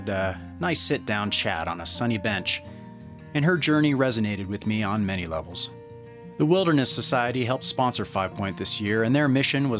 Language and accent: English; Idaho, United States; moved away; that's my home state